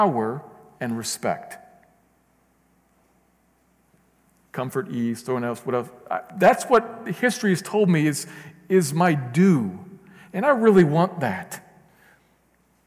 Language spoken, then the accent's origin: English; United States; I'm an American.